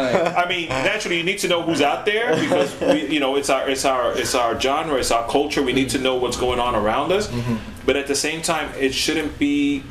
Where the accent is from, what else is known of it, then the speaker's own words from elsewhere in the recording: Atlanta, Georgia, United States; if you're in Atlanta, it's like, yeah, it's my hometown.